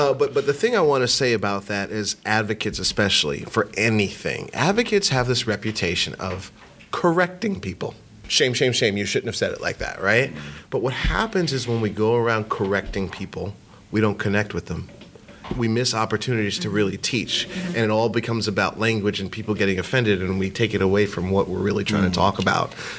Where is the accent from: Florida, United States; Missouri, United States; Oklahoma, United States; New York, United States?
New York, United States; Hempstead; I grew up in Hempstead.